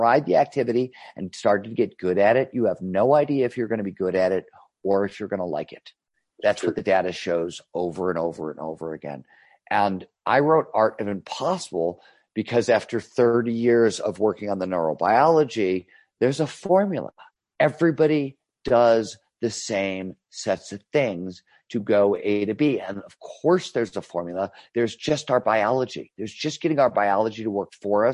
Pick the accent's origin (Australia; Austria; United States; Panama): United States; Cleveland, Ohio; When I was growing up in Cleveland, Ohio in the 70s, it was a steel town